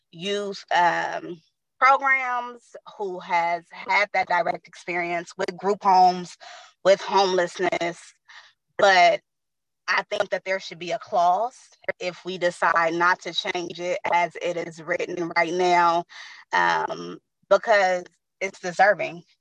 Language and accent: English; San Francisco, California, United States; also born or lived in Daly City / East Bay; now I am back in San Francisco. Um, I am from San Francisco. I went to San Francisco Unified School District. Most of my life has been San Francisco.